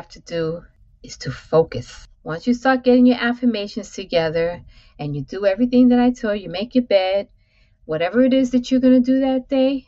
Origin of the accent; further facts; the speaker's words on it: New York City, New York, United States; So all of those go between the Upper West Side to East Harlem to the South Bronx. This is my growing up